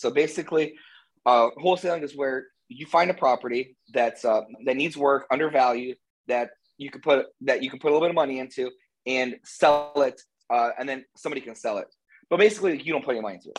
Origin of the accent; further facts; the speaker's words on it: Canton, Ohio, United States; also born or lived in Hilton Head, South Carolina / Cincinnati, Ohio; I grew up in Canton